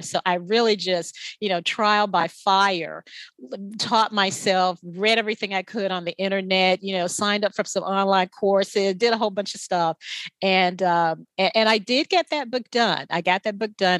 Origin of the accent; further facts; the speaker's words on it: the South, United States; I'm from the South